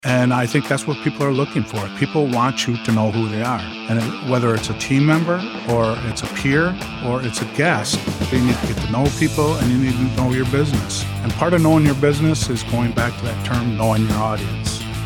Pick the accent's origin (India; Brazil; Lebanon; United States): United States; Manistique, Michigan; also born or lived in Germany / Colorado; I grew up just west of here, about just over two hours and fifteen minutes in Manistee, Michigan